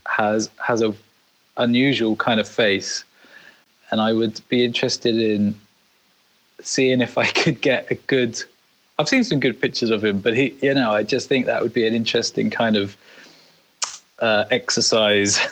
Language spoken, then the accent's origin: English; United Kingdom; in the UK, is you know we're a bit more reserved